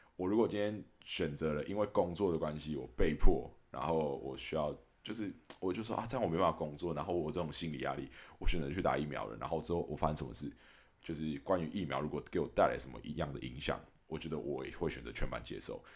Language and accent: Chinese; Taiwan; 我还是一直很感谢我身在台湾